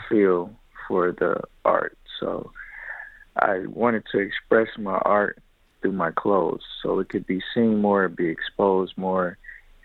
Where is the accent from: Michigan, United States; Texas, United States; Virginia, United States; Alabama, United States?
Michigan, United States; Detroit; I was born and raised in Detroit, Michigan, on the west